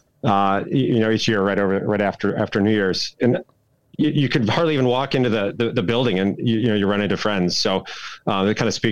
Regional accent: Kalamazoo, Michigan, United States; I grew up in Southwest Michigan, a little town called Kalamazoo

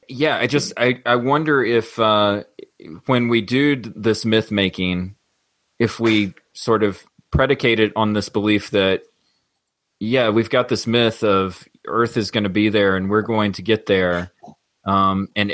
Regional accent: the South, United States; growing up in the South

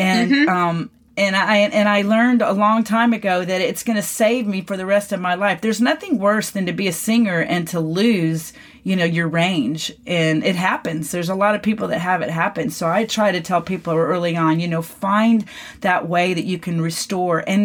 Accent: McKinney, Texas, United States; my hometown here in McKinney, Texas

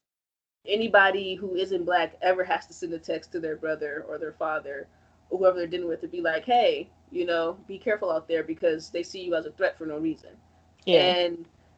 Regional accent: Chicago, Illinois, United States; I'm from Chicago

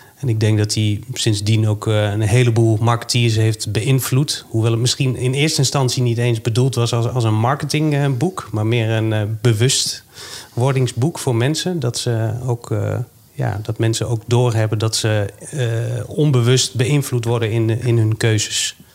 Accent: Netherlands; we zijn allemaal inwoners van Nederland

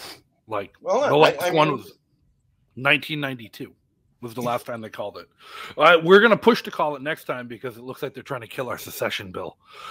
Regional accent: Massachusetts, United States; also born or lived in Rhode Island; now in New Hampshire, United States; I grew up in Massachusetts. I live in New Hampshire

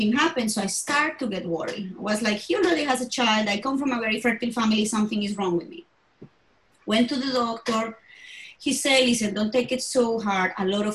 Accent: Bogota, Colombia; I was born in Colombia, in Bogota, in the capital.

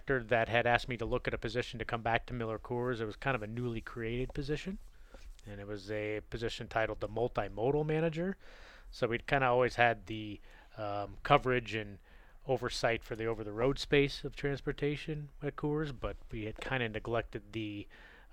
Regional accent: Denver, Colorado, United States; moved away as an adult; also born or lived in Chicago; I'm from Denver, Colorado

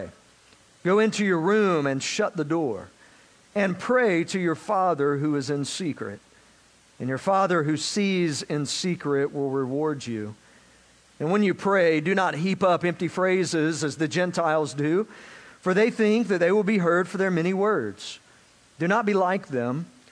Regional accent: South Georgia, United States; now in Florida, United States; I grew up in South Georgia, so I learned to drive in the sticks of South Georgia

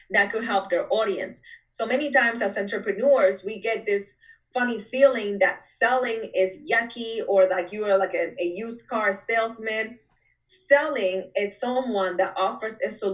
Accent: Dominican Republic; moved away as an adult; I am from Dominican Republic.

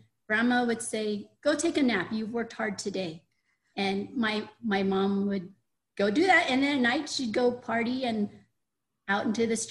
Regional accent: Cambodia; I was born in Cambodia just a few months before Cambodia was taken over by the Khmer

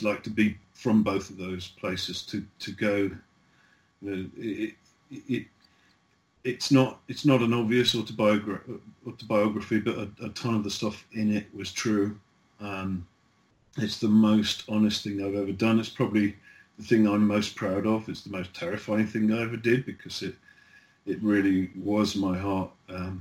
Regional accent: the British Midlands, England, United Kingdom; It's my hometown

